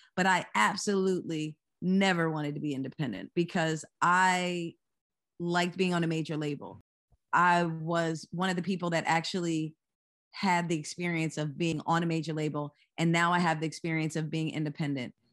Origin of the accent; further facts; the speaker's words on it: Lower Merion, Pennsylvania, United States; also born or lived in Philadelphia; I was born in Philadelphia, m, and I live in Philadelphia now, but I was actually raised in the same city that Kobe Bryant went to high school, which is Lower Marion